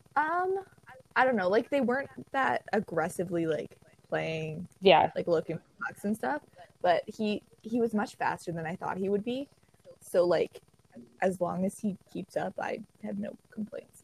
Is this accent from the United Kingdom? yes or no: no; just outside of Toronto, Ontario, Canada; I'm from just outside of Toronto